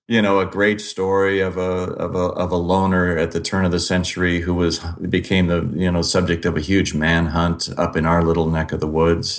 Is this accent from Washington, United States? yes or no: yes; Olympia, Washington, United States; I grew up in the Pacific Northwest